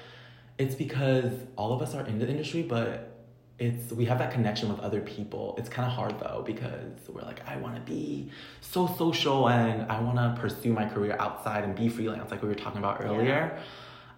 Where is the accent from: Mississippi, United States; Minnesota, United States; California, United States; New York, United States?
New York, United States; now in Los Angeles, United States; I'm from New York